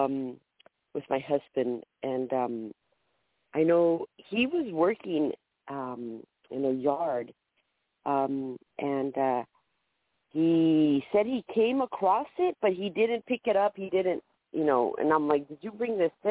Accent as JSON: {"language": "English", "region": "California", "country": "United States", "said": "from California"}